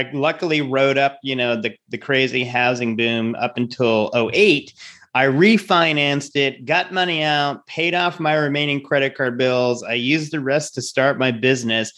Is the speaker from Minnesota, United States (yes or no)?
no; Rhode Island, United States; I'm from Rhode Island